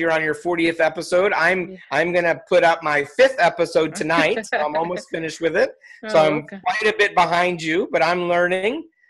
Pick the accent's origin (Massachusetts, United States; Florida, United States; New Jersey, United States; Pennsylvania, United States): Pennsylvania, United States; Philadelphia; moved away; also born or lived in East Coast / Atlanta, Georgia; I'm from Philadelphia area